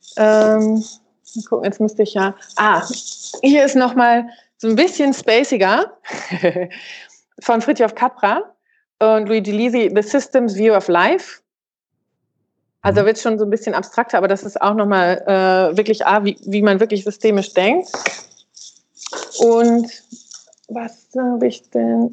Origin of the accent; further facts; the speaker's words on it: Germany; bei uns in Deutschland